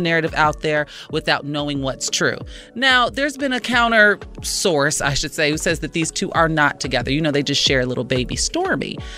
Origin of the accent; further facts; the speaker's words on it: Chicago, Illinois, United States; proud Chicagoan. Shout out to my hometown